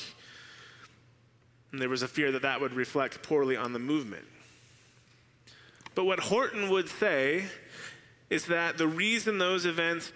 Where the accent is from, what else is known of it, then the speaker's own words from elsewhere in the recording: Arizona, United States; Arizona, my home state